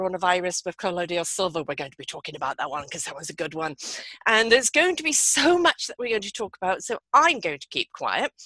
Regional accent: England, United Kingdom; moved away as an adult; now in Canada; I'm from England myself

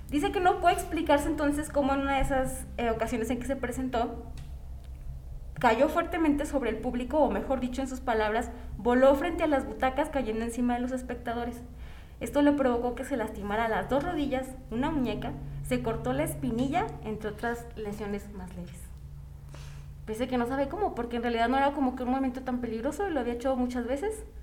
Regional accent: San Luis Potosí, Mexico; also born or lived in Río Verde, San Luis Potosí; soy de San Luis y yo viví mucho tiempo en Río Verde.

